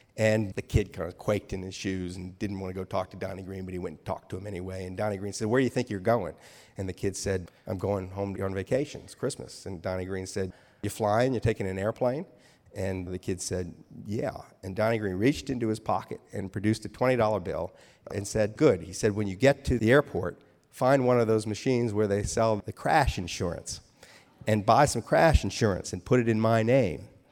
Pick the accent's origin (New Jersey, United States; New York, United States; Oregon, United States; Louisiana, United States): Louisiana, United States; New Orleans; I was raised in New Orleans